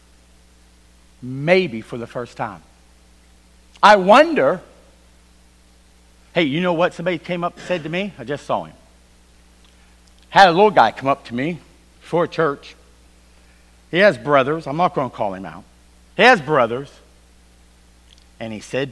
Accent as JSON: {"language": "English", "region": "Virginia", "country": "United States", "said": "I am from Virginia"}